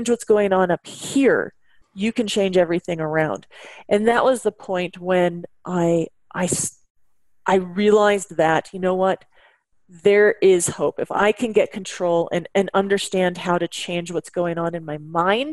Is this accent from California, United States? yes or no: yes; Bay Area, California, United States; also born or lived in Washington; I was born and raised in the Bay Area